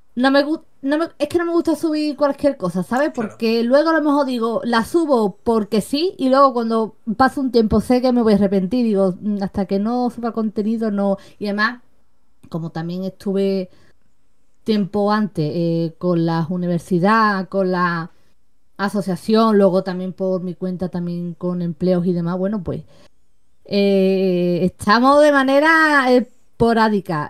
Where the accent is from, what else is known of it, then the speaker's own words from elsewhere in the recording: Seville, Andalusia, Spain; tengo 32 años, soy de Sevilla